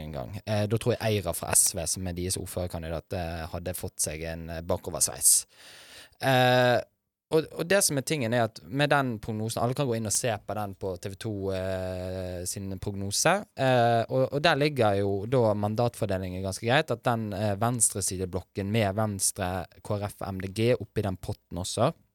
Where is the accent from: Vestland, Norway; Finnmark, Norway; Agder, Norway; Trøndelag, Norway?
Vestland, Norway; Bergen; Jeg er jo også fra Bergen, fra Fyllingsdalen